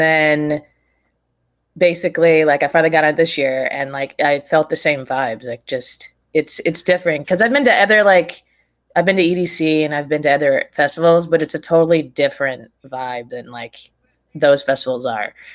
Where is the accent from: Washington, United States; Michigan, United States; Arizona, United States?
Arizona, United States; Prescott; also born or lived in Phoenix / Tucson; I grew up in Prescott